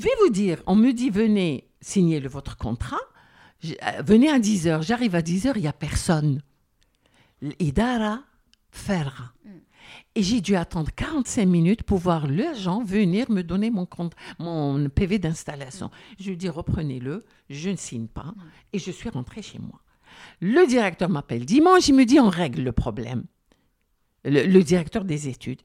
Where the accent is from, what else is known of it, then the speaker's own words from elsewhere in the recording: Algeria; je suis Algérien